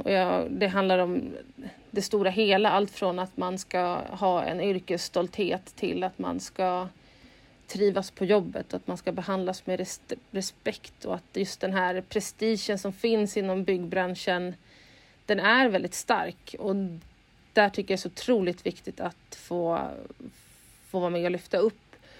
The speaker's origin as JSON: {"language": "Swedish", "town": "Uppsala", "region": "Uppsala County", "country": "Sweden", "also_born_or_lived": "Stockholm", "moved": "as an adult", "said": "Jag är ursprungligen från Uppsala"}